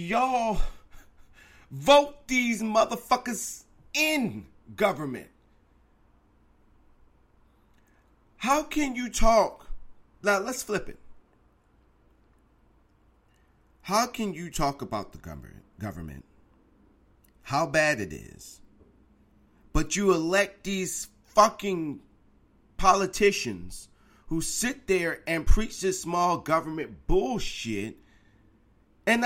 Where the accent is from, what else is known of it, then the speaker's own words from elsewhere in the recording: Virginia, United States; my home state of Virginia